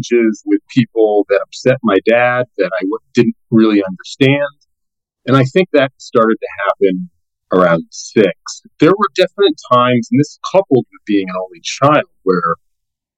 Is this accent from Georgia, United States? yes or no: no; Boston, Massachusetts, United States; moved away; I was born in the Boston area, actually born in Boston and grew up in the Boston area in the early 70s.